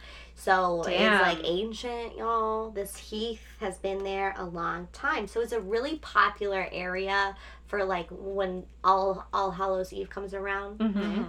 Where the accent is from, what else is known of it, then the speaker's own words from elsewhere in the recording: Boston, Massachusetts, United States; I'm from Boston.